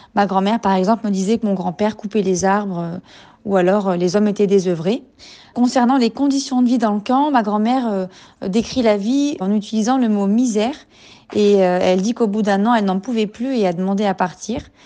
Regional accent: France; je suis française d'origine algérienne

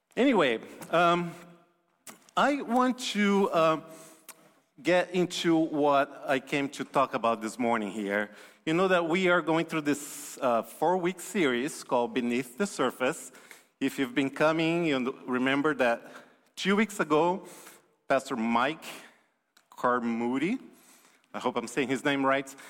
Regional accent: Brazil; moved away; I'm from Brazil originally

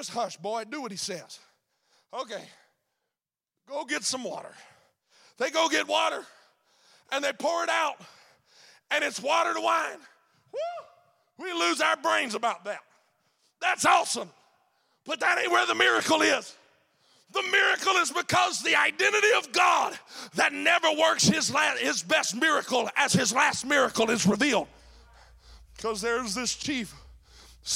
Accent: Mississippi, United States; I'm from Mississippi

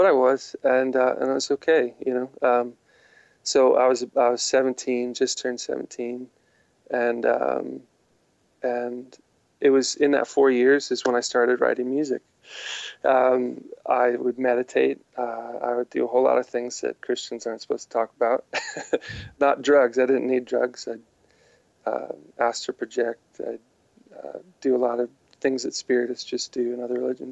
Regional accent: Midwest, United States; growing up in the Midwest, I didn't experience many charismatic or Pentecostal believers

